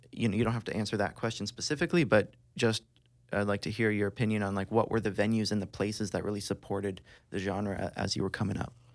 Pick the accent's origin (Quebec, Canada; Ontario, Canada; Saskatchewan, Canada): Ontario, Canada; Tri-Cities; We're all from the Tri-Cities.